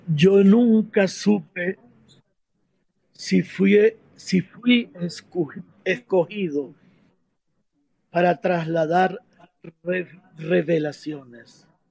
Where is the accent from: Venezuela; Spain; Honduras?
Venezuela; moved away; also born or lived in Medellín, Colombia; como venezolanos